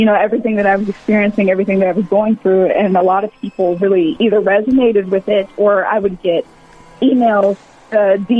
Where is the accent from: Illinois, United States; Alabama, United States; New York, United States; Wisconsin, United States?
Alabama, United States; Mobile; I'm a Southern maid, born and raised in Mobile, Alabama